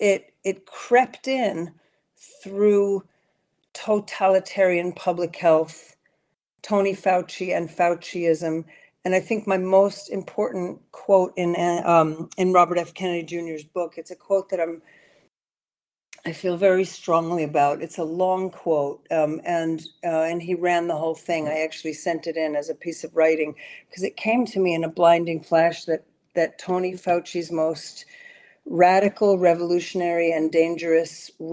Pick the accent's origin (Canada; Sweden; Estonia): Sweden; moved away as an adult; also born or lived in New York City, United States; now in United States; because I grew up in Sweden. I'm American, born in New York City, but my mom was Swedish, and when the marriage broke up, she took us to Sweden. I was 11 years old and lived there for eight years